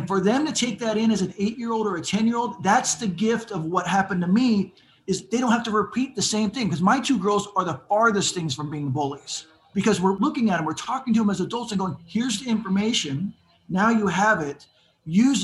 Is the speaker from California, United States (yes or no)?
yes; San Diego, California, United States; I grew up in San Diego, which is right next to Tijuana.